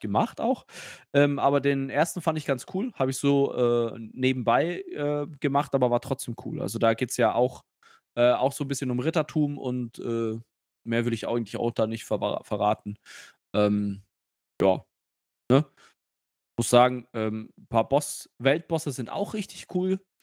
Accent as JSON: {"language": "German", "town": "Nuremberg", "region": "Bavaria", "country": "Germany", "tie": "born or raised there", "said": "ich bin ja ein, ein Nürnberger Bub äh, von Geburt"}